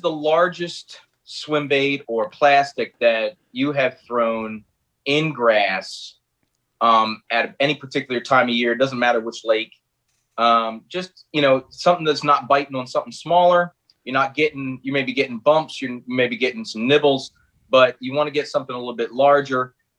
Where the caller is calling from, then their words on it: Maryland, United States; from Northeast Maryland, right over the bridge from y'all.